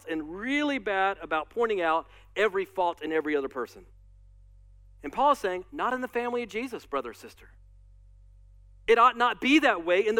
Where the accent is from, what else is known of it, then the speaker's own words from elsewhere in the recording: United States; as American Christians